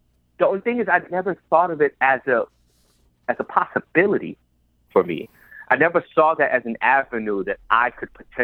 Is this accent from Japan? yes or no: no; New York City, New York, United States; I grew up in the South Bronx, one of the poorest congressional district in the country.